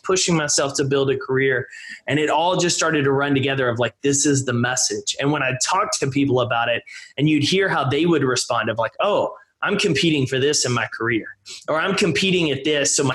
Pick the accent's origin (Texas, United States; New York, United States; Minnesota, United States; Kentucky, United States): Texas, United States; East; I grew up in East Texas